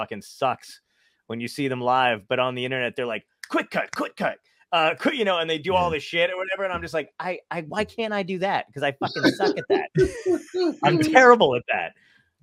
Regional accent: Toms River, New Jersey, United States; also born or lived in Tempe, Arizona / Long Beach Island, New Jersey; I grew up in Toms River and I live in LBI now

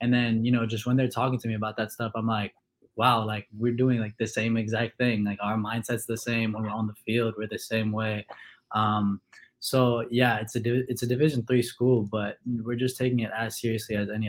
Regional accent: Houston, Texas, United States; born there; I was born in Houston, but both of my parents are originally from Syria in the Middle East.

